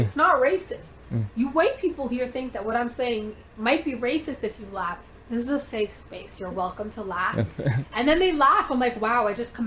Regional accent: Canada; also born or lived in India; I'm an immigrant. I came here when I was four or four

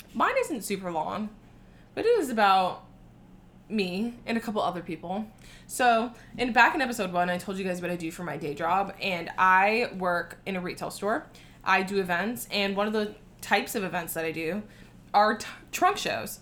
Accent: South Florida, United States; I'm from South Florida

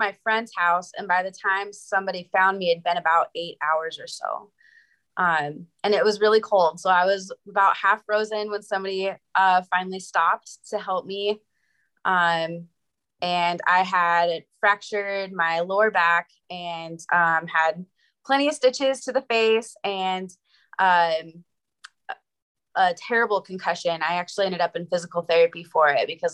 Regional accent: Montana, United States; moved away as an adult; now in Wyoming, United States; I'm from Montana, and I just moved to Wyoming for a job

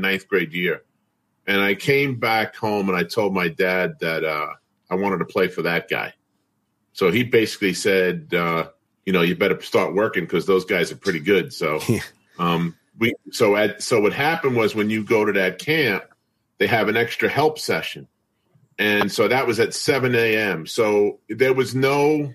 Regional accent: Brentwood, New York, United States; I'm from Brentwood. I went to Brentwood High School, played there

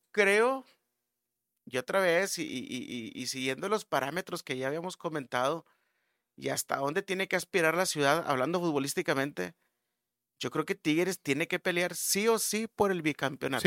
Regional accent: Monterrey, Nuevo León, Mexico; hablando como regios

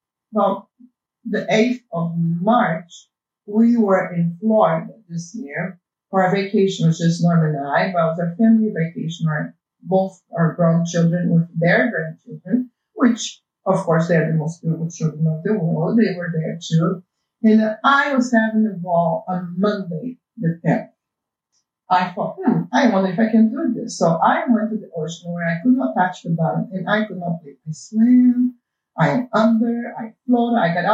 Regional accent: Brazil; English is a second language; moved away; I was born in Brazil, and that's why you guys have to put up with my accent

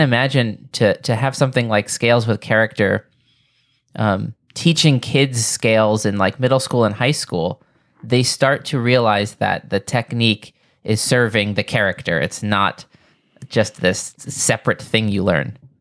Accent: New York, United States; where I grew up here in New York

